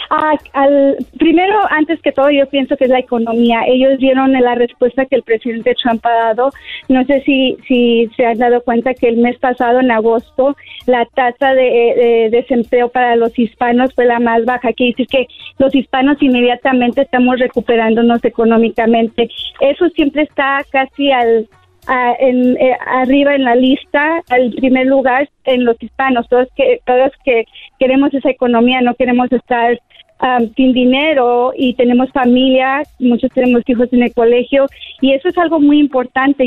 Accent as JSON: {"language": "Spanish", "country": "Mexico", "lives_now": "United States", "said": "yo soy hispana y mexicana y amo mi cultura"}